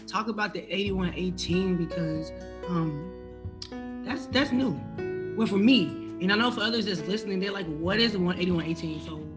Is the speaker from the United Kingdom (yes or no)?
no; the South, United States; I'm from the South